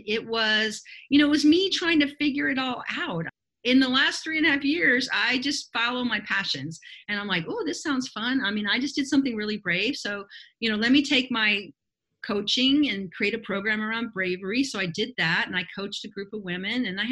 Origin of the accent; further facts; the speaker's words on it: Miami, Florida, United States; moved away as an adult; now in Belize; I'm from Miami originally.